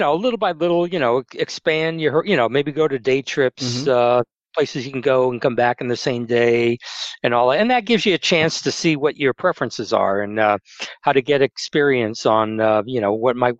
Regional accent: New England, United States; I grew up in New England, and we go back there quite a bit because my family's up there.

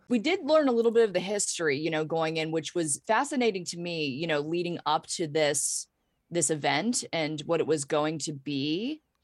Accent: Pittsburgh, Pennsylvania, United States; I grew up in Pittsburgh, P

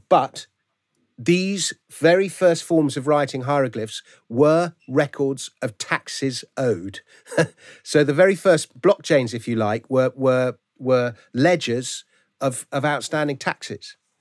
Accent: London, United Kingdom; I grew up in Fulham, so ah, okay. my local team is Fulham

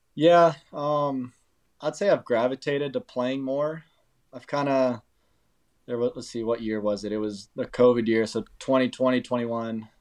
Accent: California, United States; moved away; my hometown in California

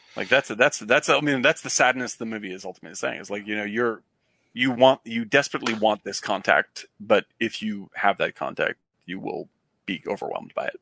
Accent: Chatham, Massachusetts, United States; I grew up in Cape Cod

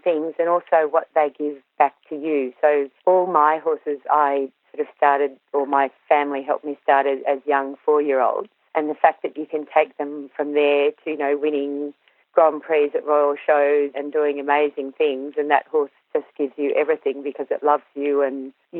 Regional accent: Australia; I grew up in the Upper Murray on a family farm

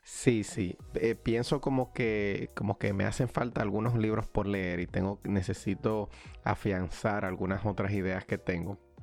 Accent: Dominican Republic; moved away as an adult; now in United States; mi país natal, República Dominicana

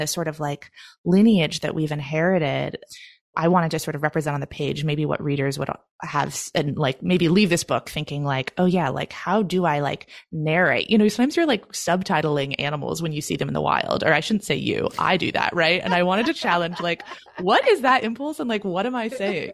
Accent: Oregon, United States; moved away as an adult; also born or lived in Maine; my home state of Oregon

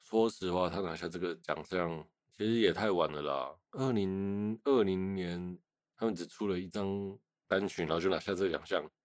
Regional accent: Taiwan; 所以我想身为台湾人，应该也会安慰一点点吧

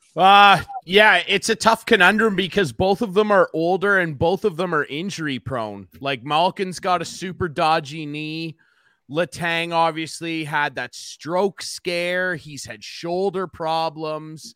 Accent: Arthur, Ontario, Canada; I'm from a really small town in the middle of nowhere, Arthur, Ontario

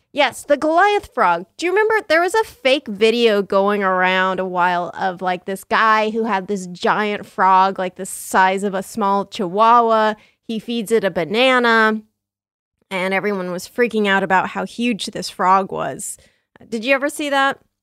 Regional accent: San Diego, California, United States; I grew up in San Diego

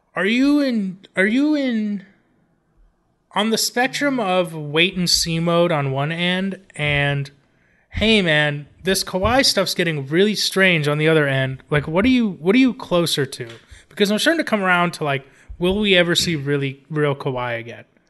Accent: Los Angeles, California, United States; my hometown, Los Angeles

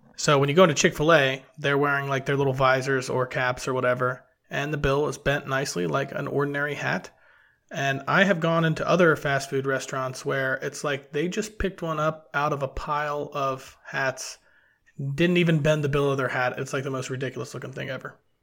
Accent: Cincinnati, Ohio, United States; growing up in Cincinnati

